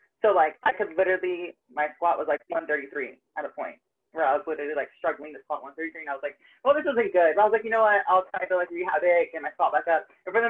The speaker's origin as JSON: {"language": "English", "town": "Tampa", "region": "Florida", "country": "United States", "tie": "born or raised there", "said": "Tampa, Florida."}